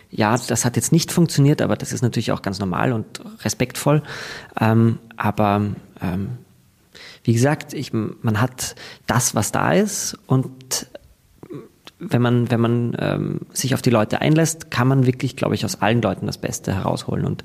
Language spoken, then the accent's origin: German; Graz, Styria, Austria; moved away as an adult; Und ich komme aus Graz. Ähm, dort ging das nicht. Ich musste dann äh, schauen, ob ich Berlin oder Wien, da kann man das studieren. Und ich bin dann nach Wien gegangen